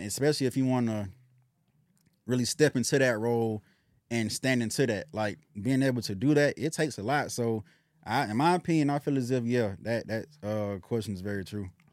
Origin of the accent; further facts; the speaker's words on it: Decatur, United States; where I come from, I'm come from Decatur, so my family was always in the state of having to survive